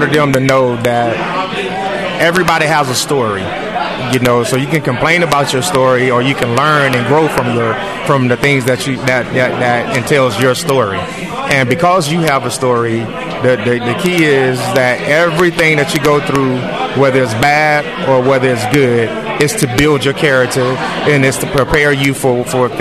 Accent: Apopka, Florida, United States; moved away; be back in my hometown

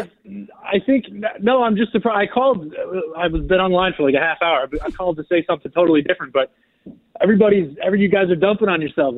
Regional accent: Buffalo, New York, United States; also born or lived in Pittsburgh; But I am actually from Buffalo.

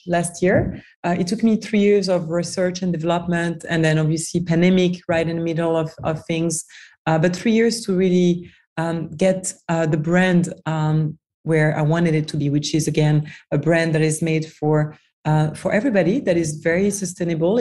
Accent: France; moved away as an adult; also born or lived in New York, United States / Washington DC, United States / Dubai / Hong Kong; So I'm from France originally. I grew up in France, studied in France.

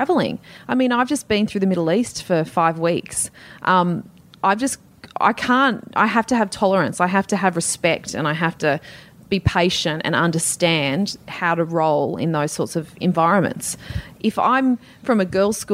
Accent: Sydney, New South Wales, Australia; I grew up at Castle Hill

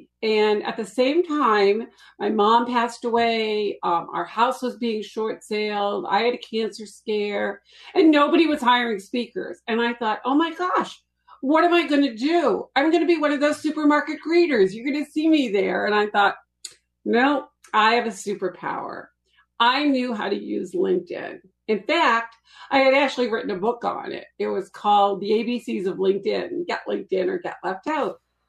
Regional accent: Boston, Massachusetts, United States; Well, I actually grew up in Boston, but you can't tell from my accent.

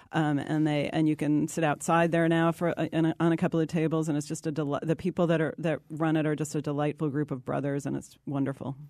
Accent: East Coast, United States; I'm from the East Coast

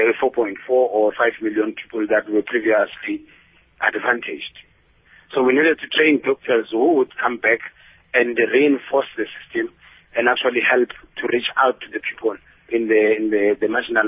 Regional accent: Peddie, Eastern Cape, South Africa; also born or lived in Cuba; I'm currently working in a hospital called Nompumelelo Hospital, which is in Pedi, my hometown.

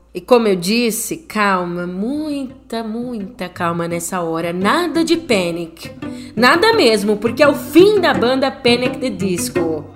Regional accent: São Paulo, Brazil; minha terra da garoa está completando 469 anos

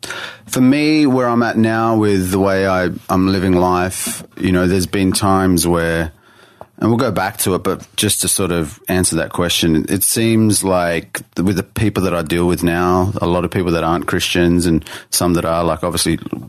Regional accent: Sydney, New South Wales, Australia; Born and bred in Sydney, like in the city. Grew up in the city.

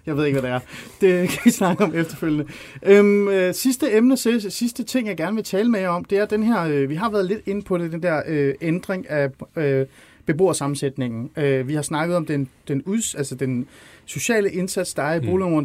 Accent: North Zealand, Capital Region of Denmark, Denmark; also born or lived in Iran; jeg voksede op i Ålskov i Nordsjælland

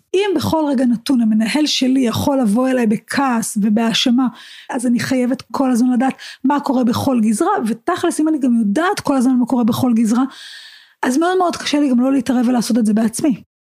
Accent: Israel; אנחנו כישראלים

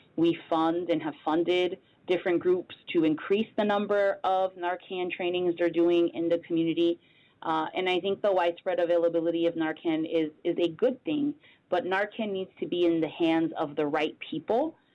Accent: Bridgeport, Connecticut, United States; also born or lived in Hartford, Connecticut; I'm a Connecticut native, born and raised in Bridgeport, Connecticut

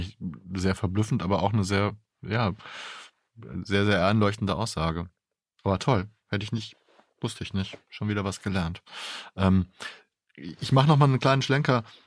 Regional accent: Germany; bei uns in Deutschland

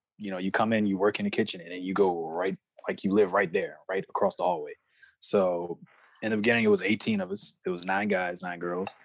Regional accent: Chesterfield, Virginia, United States; I grew up out in Chesterfield. And now I do a lot of work in and out of Richmond

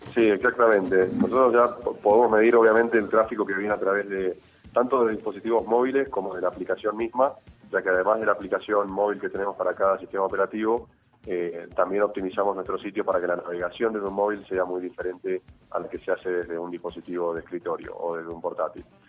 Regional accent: Colombia; somos los colombianos

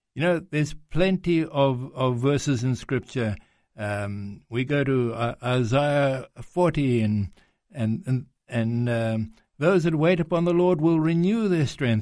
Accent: South Africa; accent: South African; now in Greece; I was born in South Africa, um, but my father's Greek, comes from Greece

